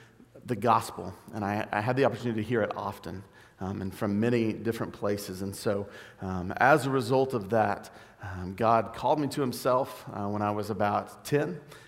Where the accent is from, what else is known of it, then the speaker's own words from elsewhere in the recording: Duncan, Oklahoma, United States; So my testimony is I grew up in Duncan, Oklahoma. It's about an hour south of here